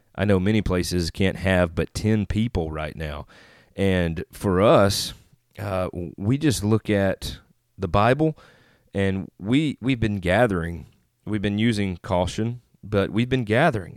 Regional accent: Northeast Mississippi, United States; also born or lived in Northeast Arkansas; now in Jonesboro, United States; I live in Northeast Arkansas right now, just outside of Jonesboro, Arkansas, but I am originally from Northeast Mississippi.

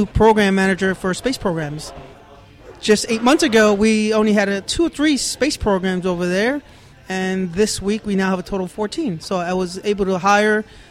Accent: New York City, New York, United States; moved away as an adult; also born or lived in Washington, D.C.; now in Tampa, United States; born and raised in New York City

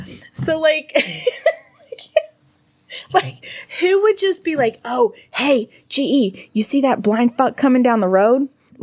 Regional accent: New Mexico, United States; I'm from New Mexico, man.

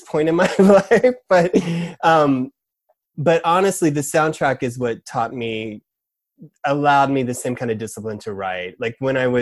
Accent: Georgia, United States; moved away as an adult; now in New York, United States; moving to Georgia at 5, my family moving there

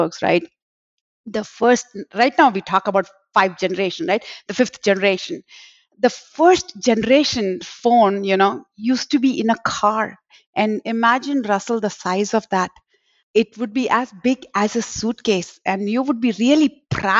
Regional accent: Mumbai, Maharashtra, India; moved away as an adult; also born or lived in Texas; now in Dallas-Fort Worth, United States; I was born in Bombay, which is in India, and came along here to settle with my husband and have been living in Texas for the last 25 years now.

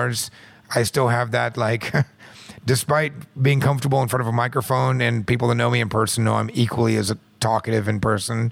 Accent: Midwest, United States; I'm from the Midwest

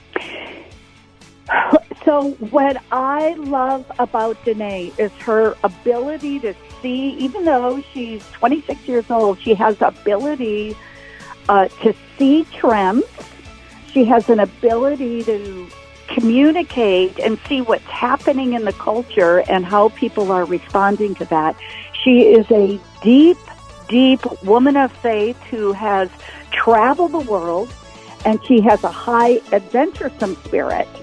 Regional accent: North Dakota, United States; moved away as an adult; also born or lived in Sioux Falls, South Dakota; I left North Dakota, went to university, went to a private Christian

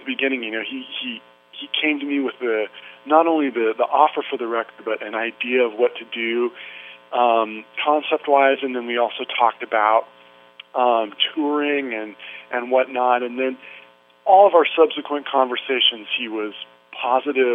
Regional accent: Santa Cruz, California, United States; moved away; I grew up in Santa Cruz, which is just about 45 minutes north of Monterey

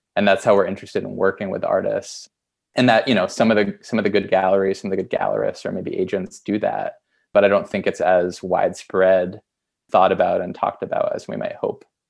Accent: Essex, Vermont, United States; moved away; also born or lived in Boston; Vermont where I grew up near Burlington, a town called Essex.

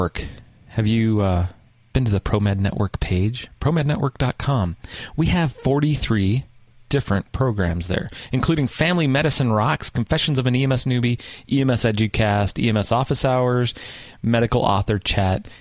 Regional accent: the West, United States; I'm from the West.

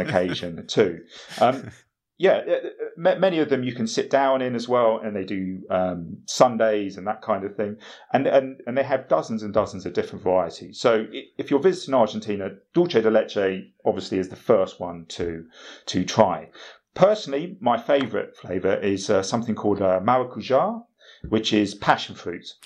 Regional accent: United Kingdom; as a British person

